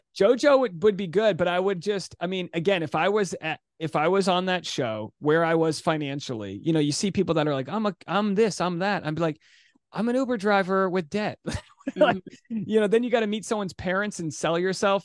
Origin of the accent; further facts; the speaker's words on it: Rhode Island, United States; I'm from Rhode Island